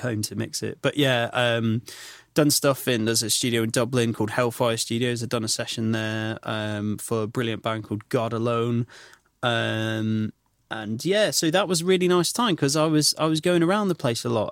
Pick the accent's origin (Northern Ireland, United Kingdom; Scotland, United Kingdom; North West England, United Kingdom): North West England, United Kingdom; Clitheroe; The Grand, which opened up in my hometown in Clitheroe